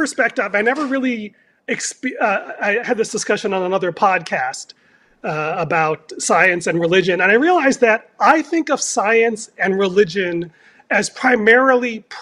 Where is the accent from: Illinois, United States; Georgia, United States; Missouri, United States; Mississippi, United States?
Illinois, United States; Chicago; now in California, United States; I was born in Chicago in winter.